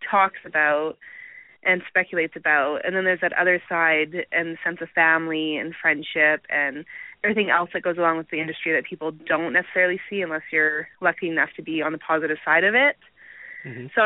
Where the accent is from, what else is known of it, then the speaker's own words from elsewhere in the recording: Alberta, Canada; Um, I'm from Canada.